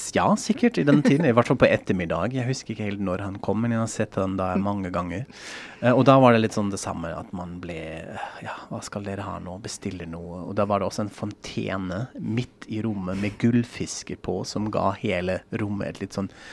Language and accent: Norwegian; Frankfurt, Hesse, Germany; Norwegian is a second language; now in Norway; Jeg er jo fra Frankfurt